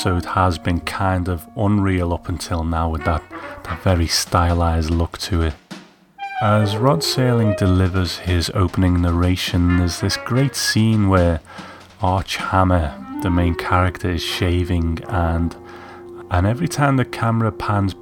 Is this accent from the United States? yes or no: no; United Kingdom; as a kid growing up in Britain